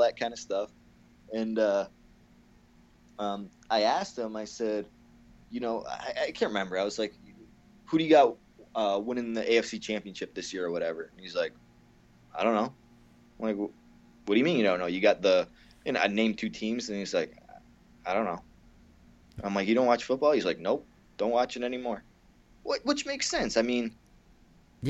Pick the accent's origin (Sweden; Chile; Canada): Canada; I'm so hillbilly Canadian.